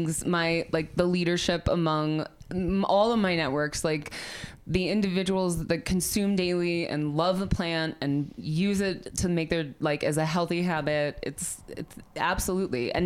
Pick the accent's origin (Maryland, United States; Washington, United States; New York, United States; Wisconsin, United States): Wisconsin, United States; Milwaukee; now in Denver, United States; was born and raised in Milwaukee, Wisconsin, where everything smells like hops.